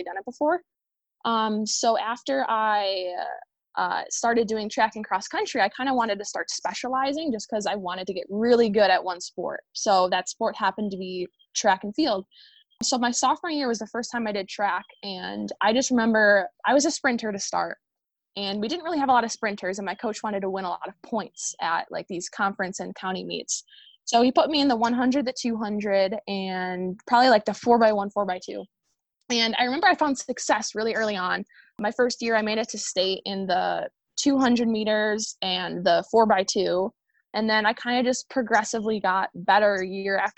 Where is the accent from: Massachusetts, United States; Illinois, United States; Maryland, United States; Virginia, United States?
Illinois, United States; So I ultimately chose a school in my home state. I'm from Illinois